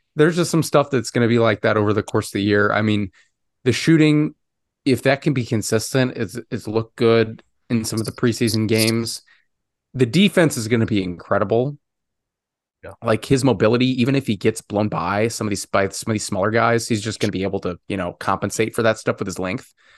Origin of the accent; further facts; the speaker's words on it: Chicago, Illinois, United States; my hometown Chicago